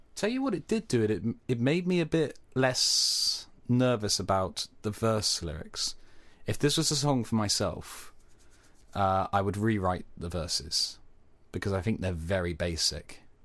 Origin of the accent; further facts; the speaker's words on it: Cornwall, South West England, United Kingdom; Being Cornish